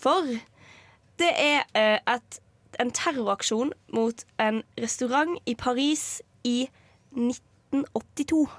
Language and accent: Norwegian; Western Norway, Norway; Jeg er fra Vestlandet